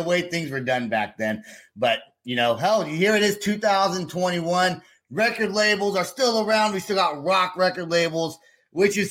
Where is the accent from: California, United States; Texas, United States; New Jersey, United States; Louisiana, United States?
California, United States; Vacaville; I grew up in Vacaville, California, which is where they're from